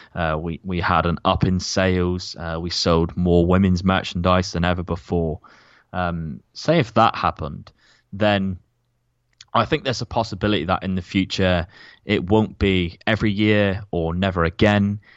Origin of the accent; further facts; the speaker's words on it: Plymouth, South West England, United Kingdom; my hometown of Plymouth